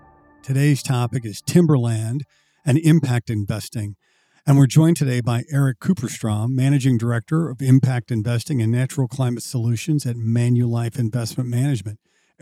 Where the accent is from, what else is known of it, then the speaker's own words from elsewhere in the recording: Missouri, United States; I'm from Missouri.